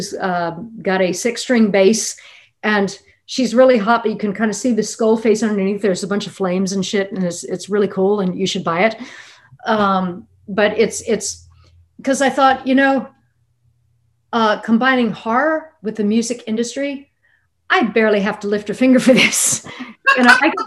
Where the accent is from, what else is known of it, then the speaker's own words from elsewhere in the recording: Lafayette, Louisiana, United States; I also grew up in a town that was not exactly, I mean, Lafayette, Louisiana